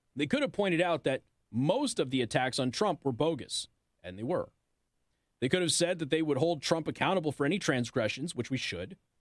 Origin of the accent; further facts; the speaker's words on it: Las Vegas, Nevada, United States; I'm from Vegas